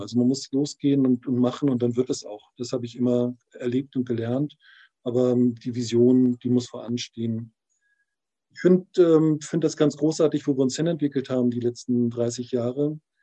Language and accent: German; Mecklenburg-Vorpommern, Germany; moved away; also born or lived in Berlin / Thailand; in meine Heimat zurück